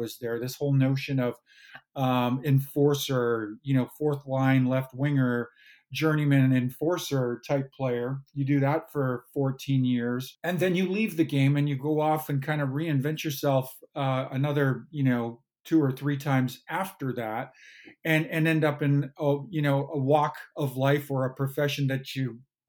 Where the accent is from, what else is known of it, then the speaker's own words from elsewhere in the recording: Kamloops, British Columbia, Canada; as a young boy growing up in Kamloops, British Columbia.